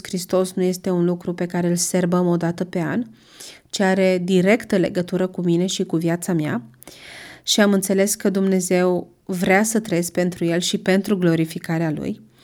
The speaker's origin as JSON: {"language": "Romanian", "town": "Brașov", "region": "Brașov County", "country": "Romania", "tie": "born or raised there", "said": "sunt din Brașov, am crescut în Brașov, încă locuiesc în Brașov"}